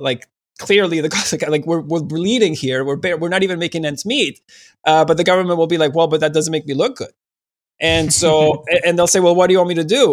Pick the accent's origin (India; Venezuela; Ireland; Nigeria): Venezuela; moved away; in Venezuela